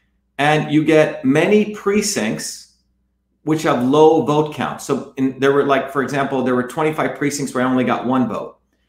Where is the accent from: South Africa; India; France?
India; You know, I grew up in India. My parents left India because of the caste system and the lack of freedom there and the corruption.